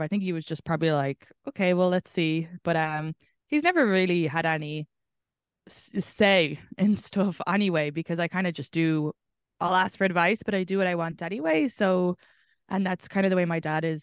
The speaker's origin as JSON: {"language": "English", "country": "Ireland", "moved": "yes"}